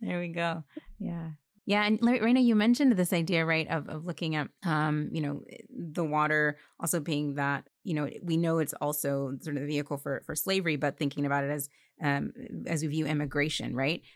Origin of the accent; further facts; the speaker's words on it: Alabama, United States; I was born in Alabama